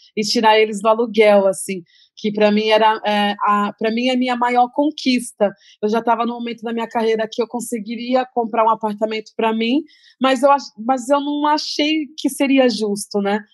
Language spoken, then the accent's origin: Portuguese; Santos, São Paulo, Brazil; quando eu comecei a cantar rap, lá na minha cidade